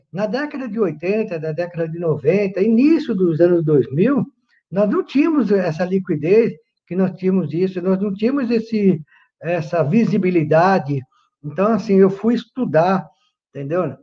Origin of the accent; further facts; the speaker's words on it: São Paulo, Brazil; Sou nascido aqui em São Paulo, entendeu? Sou paulistano, entendeu? Morador da, na Zona Leste de São Paulo, nascido e criado na Zona Leste